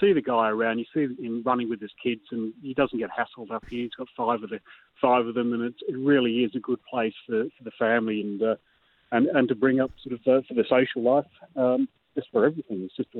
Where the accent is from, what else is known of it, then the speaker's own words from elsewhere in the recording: Sydney, New South Wales, Australia; also born or lived in Hammersmith, London; now in Morecambe, United Kingdom; I'm from the large island, Australia. I was brought up in Sydney, not Melbourne.